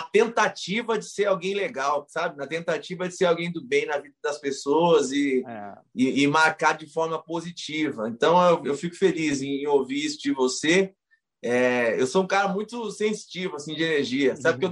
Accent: Ponta Porã, Mato Grosso do Sul, Brazil; moved away; also born or lived in Presidente Prudente, São Paulo; sou nascido em Presidente Prudente, interior de São Paulo. É, sou criado em Ponta Porã, no interior do Mato Grosso do Sul

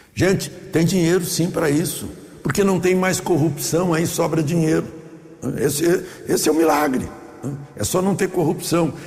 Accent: Brazil; somos nós, brasileiros

